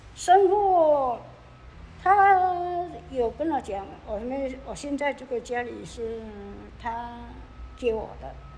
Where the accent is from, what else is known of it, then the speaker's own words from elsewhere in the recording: Yuchi, Nantou County, Taiwan; also born or lived in Taitung; now in Kaohsiung, Taiwan; 我的家乡生活的地方是在南投的鱼池乡